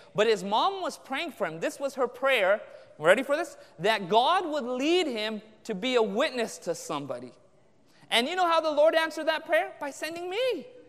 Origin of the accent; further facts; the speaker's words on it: Anaheim, California, United States; I grew up in Southern California, Orange County, born and raised there in Anaheim